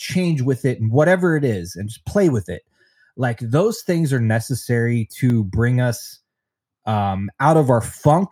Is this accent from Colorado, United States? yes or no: yes; Denver, Colorado, United States; also born or lived in Long Beach, California; my home state of Colorado, in Denver